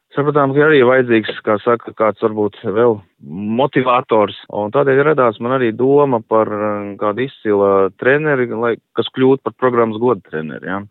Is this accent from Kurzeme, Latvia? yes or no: yes; Liepāja, Kurzeme, Latvia; es pats nāku no Liepājas puses